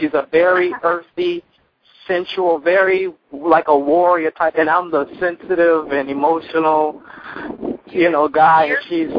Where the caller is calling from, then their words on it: Miami, Florida, United States; I'm calling you from Miami, Florida.